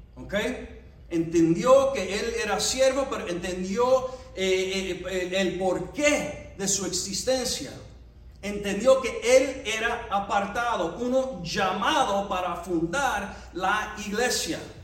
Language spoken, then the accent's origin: Spanish; United States; somos ciudadanos de, de los Estados Unidos